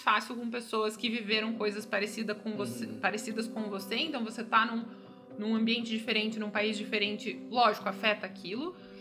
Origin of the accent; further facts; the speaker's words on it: Curitiba, Paraná, Brazil; moved away as an adult; now in Canada; sou de Curitiba